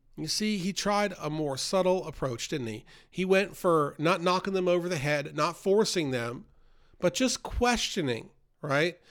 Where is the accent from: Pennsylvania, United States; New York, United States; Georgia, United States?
New York, United States; moved away; I grew up in New York outside the city in a very worldly environment